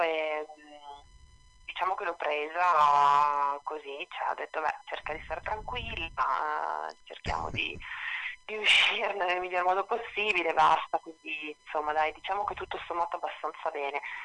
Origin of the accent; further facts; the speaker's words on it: Trieste, Friuli-Venezia Giulia, Italy; moved away as an adult; also born or lived in Rome; io sono di Trieste in realtà dove sono tornata da quattro anni